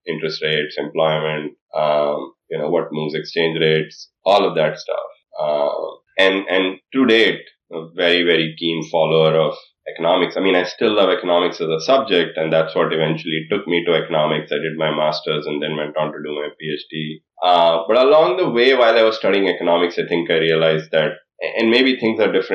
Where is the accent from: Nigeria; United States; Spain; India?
India; moved away; growing up in India, well before when I went to high school in India